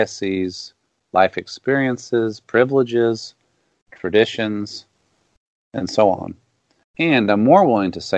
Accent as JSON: {"language": "English", "region": "the South", "country": "United States", "said": "as a Southerner and a Southern Baptist for a long time"}